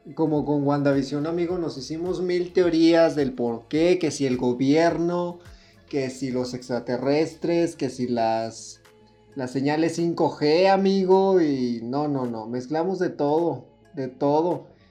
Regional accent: Mexico; nosotros somos mexicanos

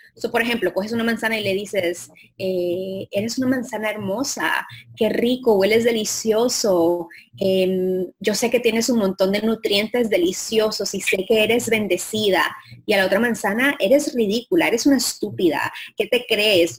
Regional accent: Colombia; moved away; Colombia, de donde yo soy

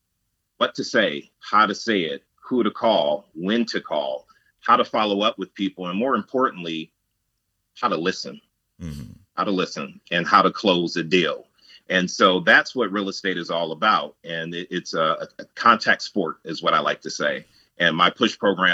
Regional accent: Cleveland, Ohio, United States; also born or lived in Los Angeles / Texas; now in New Jersey, United States; I was born and raised in Cleveland, Ohio

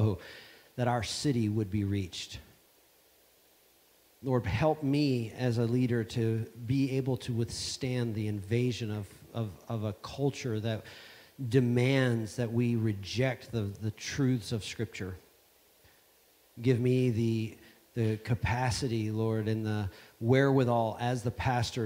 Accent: Savannah, Georgia, United States; I come from the United States of America. It's a little place called Savannah, Georgia.

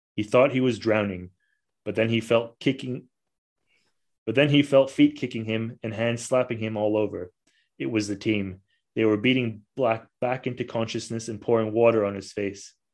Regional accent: Malaysia; also born or lived in Australia / Italy; now in Scotland, United Kingdom; I'm originally from Malaysia

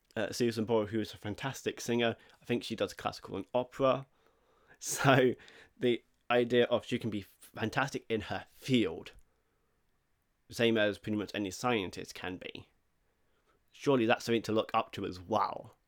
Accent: England, United Kingdom; I may not be Swedish, I am English

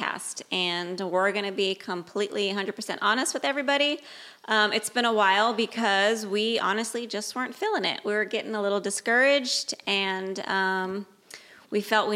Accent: Bay Area, California, United States; I was born and raised in the Bay Area

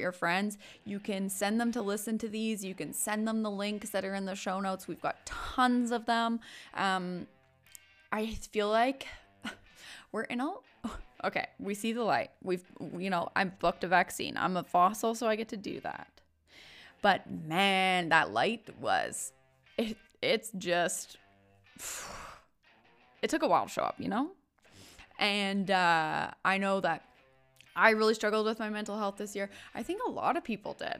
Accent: West Coast, United States; I am from the West Coast

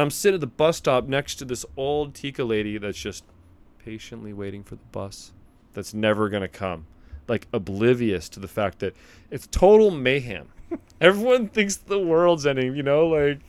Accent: California, United States; moved away; I grew up in California, which is earthquake central.

